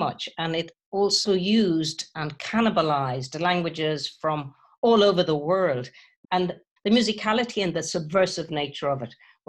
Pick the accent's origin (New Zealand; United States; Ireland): Ireland; I grew up in a kind of bilingual limbo, I guess. My parents were from Brittany, France, but I was born in Ireland.